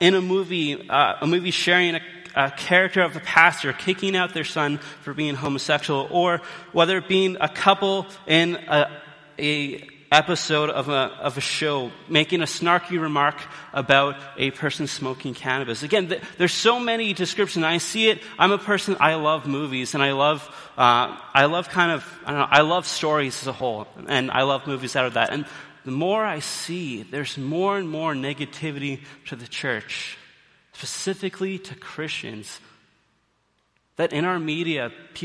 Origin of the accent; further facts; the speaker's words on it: Canada; now in British Columbia, Canada; we, as Canadians, we have some pride